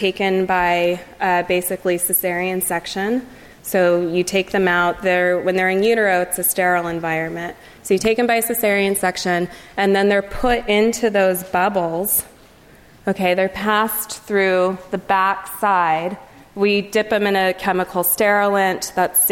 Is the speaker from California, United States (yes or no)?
yes; Livermore, California, United States; I'm from Livermore, California. It's in the east of San Francisco. And when I was growing up, there were only two exits